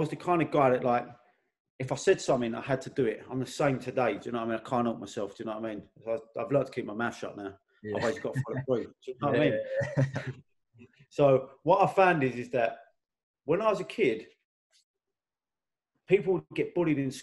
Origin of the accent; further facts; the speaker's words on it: London, United Kingdom; also born or lived in Blackheath, London; I'm from Elephant and Castle originally, like, and my mum moved to Blackheath. I was at my nan's all the time.